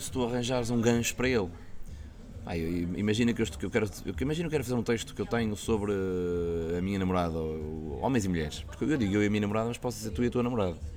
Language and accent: Portuguese; Santa Maria da Feira, Aveiro District, Portugal; tenho que fazer isso na minha terra, tenho que fazer isso na Santa Maria da Feira com os meus amigos